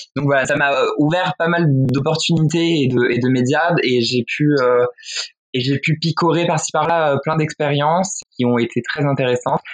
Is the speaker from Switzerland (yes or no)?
no; western France, France; moved away as an adult; now in Paris, France; je viens de province déjà, je viens de, l'ouest de la France